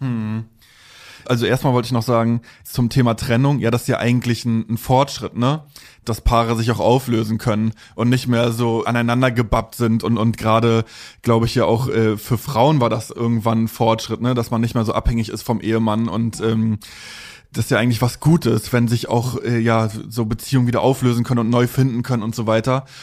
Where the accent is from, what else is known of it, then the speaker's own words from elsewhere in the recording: Mecklenburg-Vorpommern, Germany; Also ich bin aus MV, aus äh, mhm. da im Plattenviertel aufgewachsen